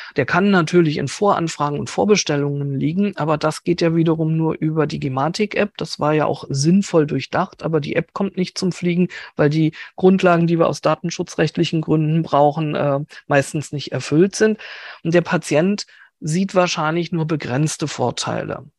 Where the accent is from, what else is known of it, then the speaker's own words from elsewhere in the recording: Berlin, Germany; als Berlinerin